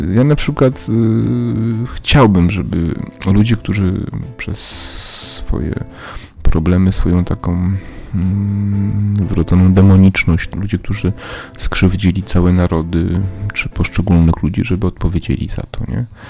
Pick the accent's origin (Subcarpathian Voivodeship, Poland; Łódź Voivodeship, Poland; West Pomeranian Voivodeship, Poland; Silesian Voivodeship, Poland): Subcarpathian Voivodeship, Poland; Przemyśl; moved away; moje rodzinne miasto Przemyśl